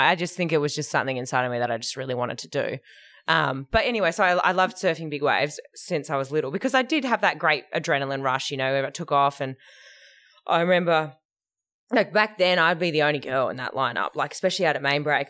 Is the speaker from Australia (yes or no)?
yes; Perth, Western Australia, Australia; I grew up in Hillary's